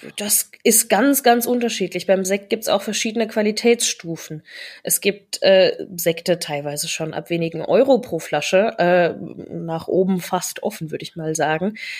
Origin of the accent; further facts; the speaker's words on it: Rhineland-Palatinate, Germany; moved away; ich komme aus der Pfalz ursprünglich